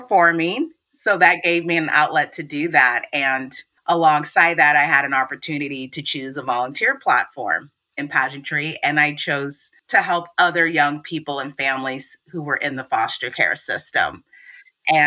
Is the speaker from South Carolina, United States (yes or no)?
no; Washington, United States; I was born and raised in Washington State. I'm currently based in Seattle.